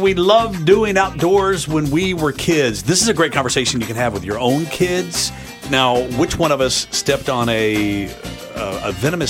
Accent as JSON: {"language": "English", "town": "Chattanooga", "region": "Tennessee", "country": "United States", "tie": "born or raised there", "said": "I grew up in East Brainerd."}